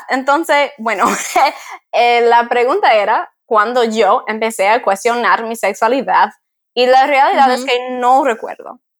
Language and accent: Spanish; Dominican Republic; now in United States; Yo no puedo decir nada en la RD porque ya no soy dominicana